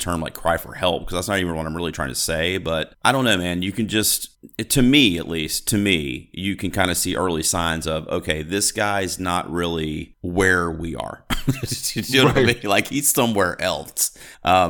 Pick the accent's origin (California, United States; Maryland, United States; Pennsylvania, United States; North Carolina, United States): North Carolina, United States; I'm from North Carolina